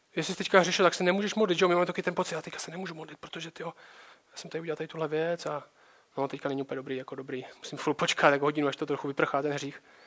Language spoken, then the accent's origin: Czech; Czechia; Moje hlavní identita není, že jsem Čech